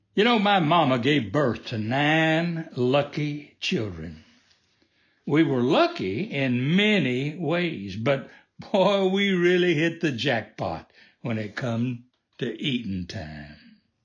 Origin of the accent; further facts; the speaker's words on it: the South, United States; Like most folks growing up in the South, we raised most of what we ate